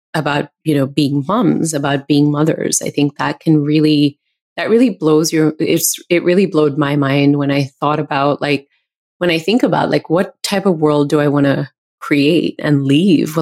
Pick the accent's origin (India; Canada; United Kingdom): India; now in United States; being an Indian woman